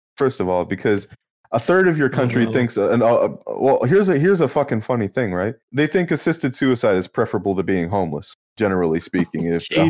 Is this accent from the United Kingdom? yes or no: no; Canada; Well, I'm Canadian.